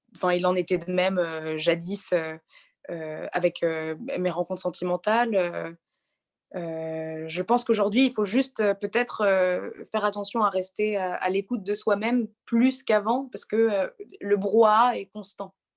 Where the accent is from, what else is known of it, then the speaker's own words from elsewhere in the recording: Nice, Provence-Alpes-Côte d'Azur, France; je suis née à Nice et que je trouve que c'est une, c'est une très très jolie ville